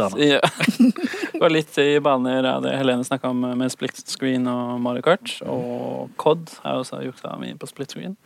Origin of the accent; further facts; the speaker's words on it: Eastern Norway, Norway; jeg er fra Østlandet